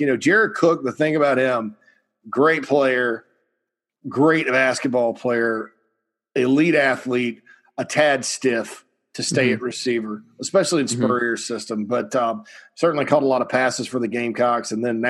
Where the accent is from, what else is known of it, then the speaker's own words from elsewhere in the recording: Spartanburg County, South Carolina, United States; I'm from Spartanburg County, right?